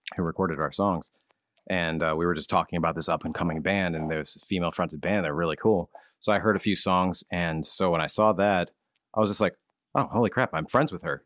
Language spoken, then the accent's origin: English; Ohio, United States; now in Pennsylvania, United States; I'm actually from Ohio